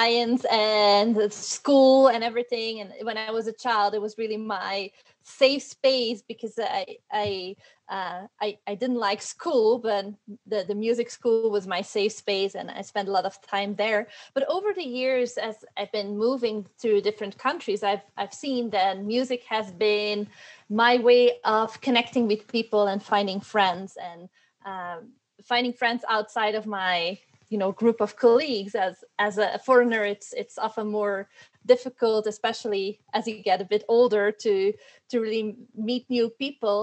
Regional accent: Belgium; moved away as an adult; also born or lived in United States / Netherlands; now in Ecuador; I was born and raised in Belgium, and that's where I did my undergraduate and first master's

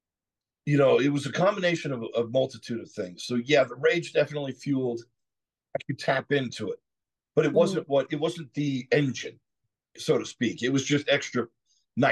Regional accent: South Georgia, United States; also born or lived in Southern California; I moved from Southern California when I was 10 years old to South Georgia, which is a completely different world

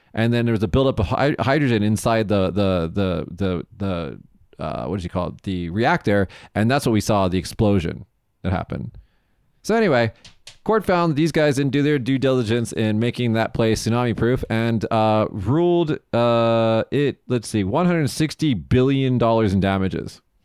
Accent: Las Vegas, Nevada, United States; moved away as an adult; now in Japan; in the state of Nevada, my hometown. Oh my God, when I was, when I flew home to Vegas

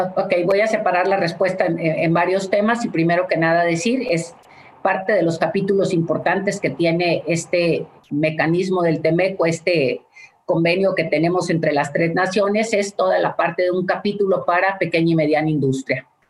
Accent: Mexico; los mexicanos, a los productores de, de, nuestra nación

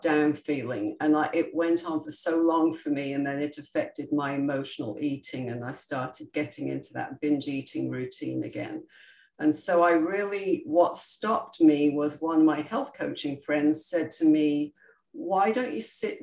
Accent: United Kingdom; I'm very British and we were always brought up that you stuff down your emotions

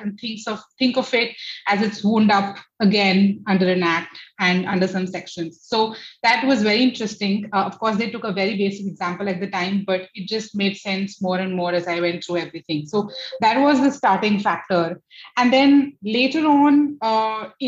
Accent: Jodhpur, Rajasthan, India; moved away as an adult; also born or lived in Delhi / Pune; now in Gurgaon, India; I am from Jodhpur, which is the blue city of India, but I have grown and been educated in schools between Delhi and Jodhpur both.

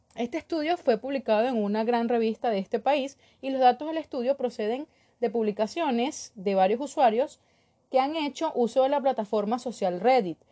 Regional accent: Venezuela; moved away as an adult; also born or lived in Caracas, Venezuela; now in Ecuador; Soy de Esnotú, Venezuela, y ejercí en Caracas durante cuatro años, pero por la situación de mi país, emigré en el 2018 Ahora vivo en Ecuador

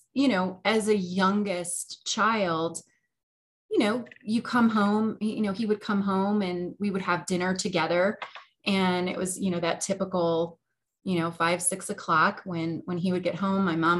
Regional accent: Oak Forest, Illinois, United States; I grew up in Oak Forest, Illinois. I spent my entire childhood up till the point I went to college in the same house

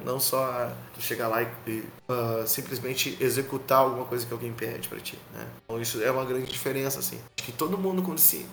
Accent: Canoas, Rio Grande do Sul, Brazil; sou músico do Rio Grande do Sul, sou da cidade de Canoas

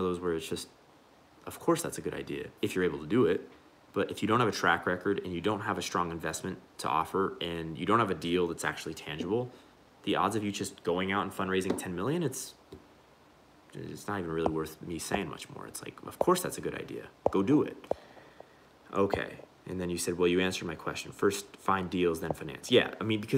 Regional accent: United States; also born or lived in Mexico; I'm actually a Mexican, but I grew up in America

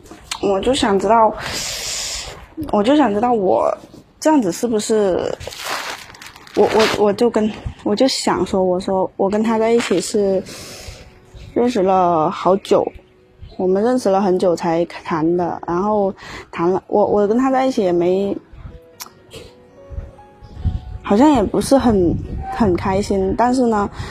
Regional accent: Guangxi, China; now in Guangzhou, China; 我是广西的

